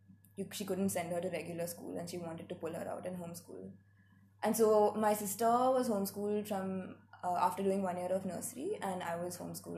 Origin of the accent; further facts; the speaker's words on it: Mumbai, Maharashtra, India; also born or lived in Hyderabad; I am 22 years old. I have been homeschooled. I'm from Bombay. Lived a chunk of my life in Hyderabad as well